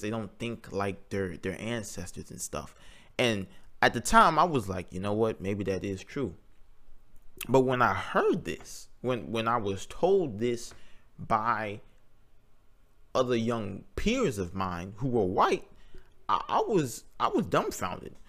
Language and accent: English; Greensboro, North Carolina, United States; I was born in Greensboro, North Carolina in two thousand one. I grew up on a farm and still currently live on one when I go home